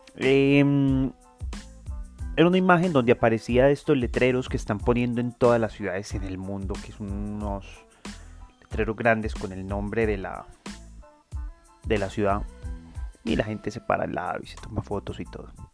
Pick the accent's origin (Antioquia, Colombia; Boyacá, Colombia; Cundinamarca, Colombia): Antioquia, Colombia; Medellín; also born or lived in Envigado; no me siento orgulloso de ser medellinense. Creo que nací aquí por casualidad